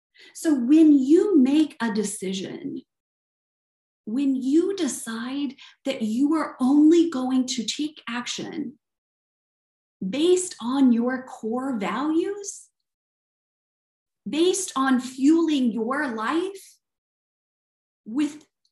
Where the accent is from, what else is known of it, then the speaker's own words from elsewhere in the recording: the South, United States; accent: Southern; It's either my Southern accent or my high-pitched accent, right?